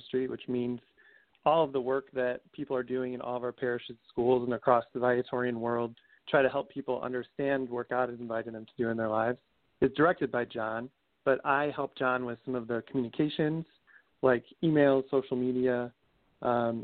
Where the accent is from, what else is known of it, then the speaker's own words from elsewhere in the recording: Arlington Heights, Illinois, United States; I grew up in Arlington Heights, Illinois, which is a suburb of Chicago, just northwest of the city